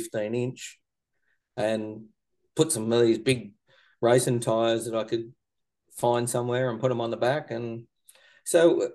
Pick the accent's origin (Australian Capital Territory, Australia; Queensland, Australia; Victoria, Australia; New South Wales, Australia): Victoria, Australia; Korumburra; where I grew up here in Currumburra with me mum and dad